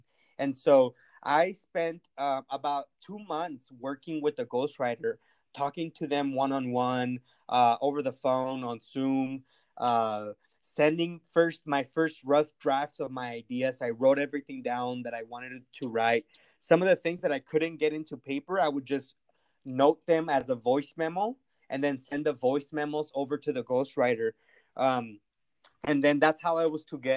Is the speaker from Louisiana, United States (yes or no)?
no; Santa Ana, California, United States; English is a second language; my hometown of Santa Ana, California